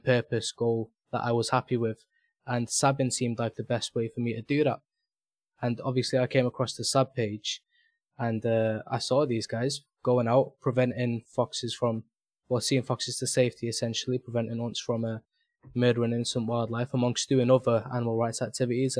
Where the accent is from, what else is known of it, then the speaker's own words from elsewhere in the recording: Manchester, North West England, United Kingdom; I'm from Manchester Subs. That's where I live